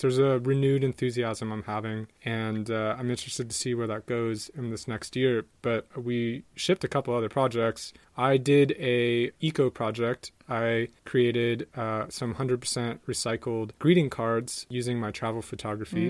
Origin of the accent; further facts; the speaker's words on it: San Diego, California, United States; moved away; my hometown of San Diego